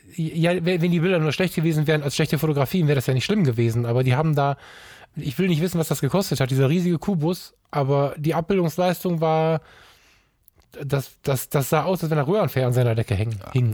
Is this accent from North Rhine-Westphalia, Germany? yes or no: yes; Düsseldorf, North Rhine-Westphalia, Germany; ich bin in Düsseldorf geboren und bin unglaublich viel in Düsseldorf